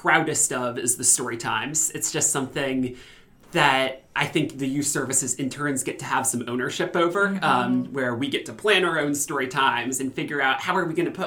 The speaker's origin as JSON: {"language": "English", "town": "Ames", "region": "Iowa", "country": "United States", "tie": "born or raised there", "said": "I grew up in Ames and was at the Ames Public Library a lot"}